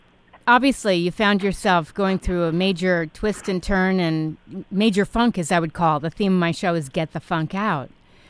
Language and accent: English; Connecticut, United States; also born or lived in New York; I am from Connecticut. I grew up in Connecticut and New York